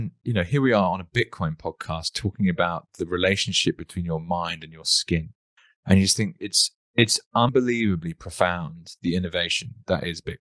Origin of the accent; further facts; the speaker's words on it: United Kingdom; now in Australia; a Brit over in Australia